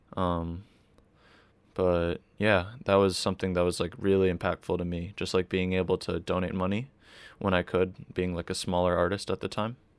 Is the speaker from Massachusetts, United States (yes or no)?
yes; Boston, Massachusetts, United States; I grew up in Boston, and the area I grew up in Boston is, like, super, super wealthy now